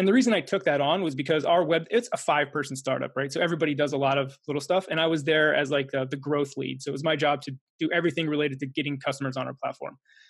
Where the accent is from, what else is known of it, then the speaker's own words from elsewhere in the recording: Pennsylvania, United States; also born or lived in East Coast; So I'm from Pennsylvania originally. However, my dad was in the military, so I lived all up and down the East Coast growing up.